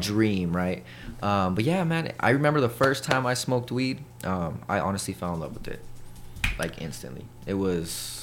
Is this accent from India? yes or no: no; El Paso, Texas, United States; also born or lived in Colorado; I'm born and raised in El Paso, Texas